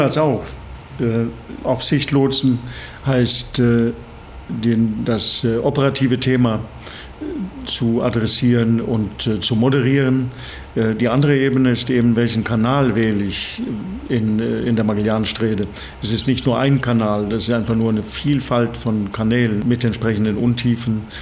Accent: Bergen, Vestland, Norway; German is a second language; moved away as an adult; also born or lived in Saarland, Germany; now in Germany; ursprünglich komme ich aus Norwegen. Ich bin an der Küste in Norwegen in Bergen geboren.

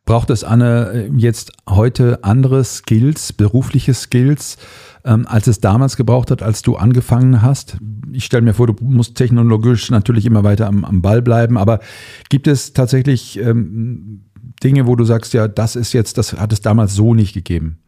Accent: Cologne, North Rhine-Westphalia, Germany; ich komme aus Köln

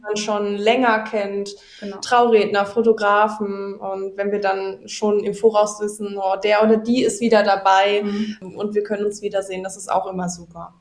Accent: Wegberg, North Rhine-Westphalia, Germany; hier bei uns in Wegberg

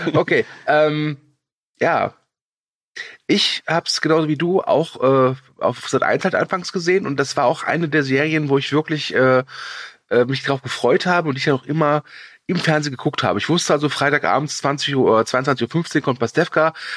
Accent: Cologne, North Rhine-Westphalia, Germany; als Kölner

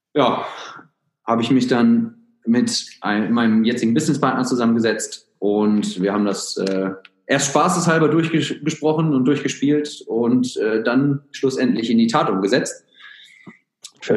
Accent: Germany; moved away as an adult; also born or lived in United States / Australia; ich bin gebürtiger Deutscher

